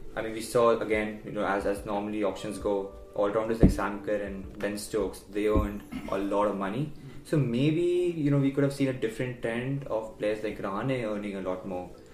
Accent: India; as an Indian

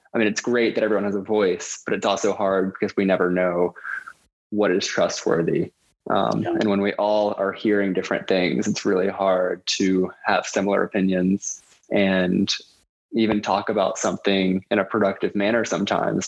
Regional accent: Lumpkin County, Georgia, United States; also born or lived in Atlanta; growing up in Lumpkin County

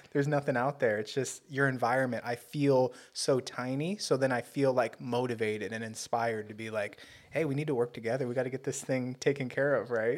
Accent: Torrance, California, United States; I'm from Torrance

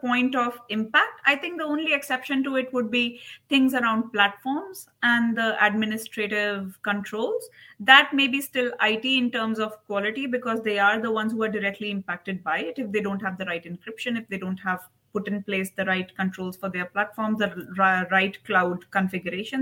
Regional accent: India; also born or lived in United States; now in United Arab Emirates; I am from India

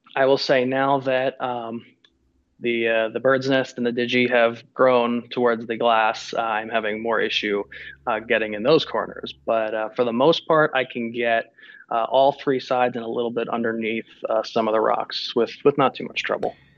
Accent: Florida, United States; born and raised in Florida, so I've kind of always been around the ocean

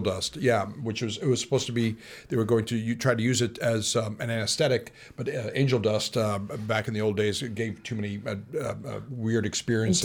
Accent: Illinois, United States; moved away as an adult; now in St. Louis, United States; I was from Illinois

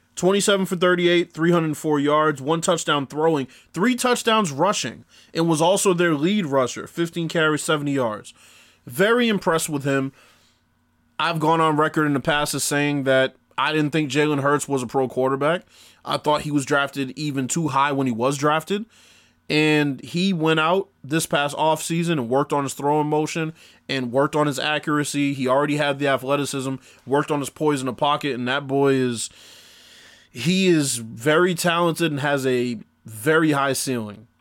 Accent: Boston, Massachusetts, United States; I grew up in Boston, Massachusetts. I still live in Boston, Massachusetts

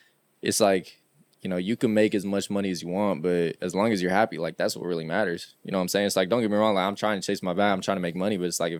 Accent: Sacramento, California, United States; it's where I grew up. This is my home.

